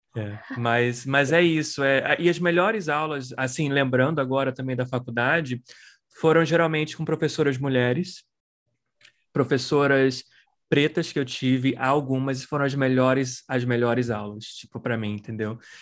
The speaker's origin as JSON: {"language": "Portuguese", "country": "Brazil", "moved": "as an adult", "lives_now": "United States", "said": "Eu sou brasileiro, mas vivo nos Estados Unidos há 19 anos"}